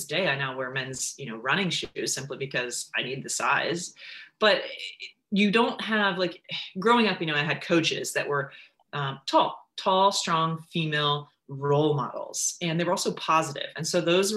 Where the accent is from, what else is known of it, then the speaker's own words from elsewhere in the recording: Charlottesville, Virginia, United States; I grew up just outside of Charlottesville